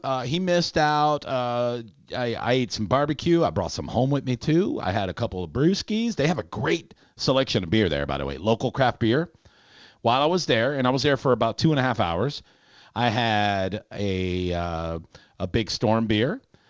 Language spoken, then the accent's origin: English; Minnesota, United States; Oh, yeah, I'm from Minnesota.